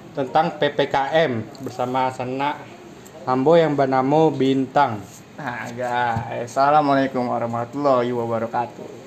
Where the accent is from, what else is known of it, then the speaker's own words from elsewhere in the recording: Padang, West Sumatra, Indonesia; now in Jakarta, Indonesia; asal gue dari Padang